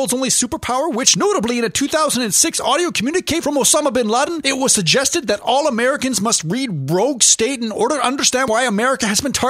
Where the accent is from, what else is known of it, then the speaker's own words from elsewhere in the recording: Canada; we in Canada as Canadians who are first, second, third generation